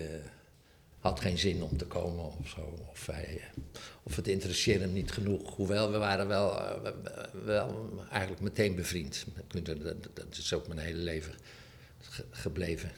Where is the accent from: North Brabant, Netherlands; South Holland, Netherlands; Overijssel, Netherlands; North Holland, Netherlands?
South Holland, Netherlands; Rotterdam; moved away as an adult; also born or lived in Amsterdam; Ik kwam uit Rotterdam